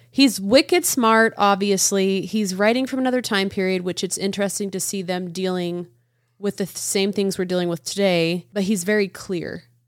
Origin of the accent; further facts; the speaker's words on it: United States; I'm an American